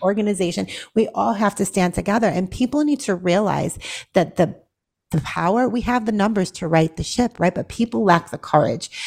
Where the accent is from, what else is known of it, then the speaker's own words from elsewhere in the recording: Boston, Massachusetts, United States; now in Tennessee, United States; born and raised in Boston, Massachusetts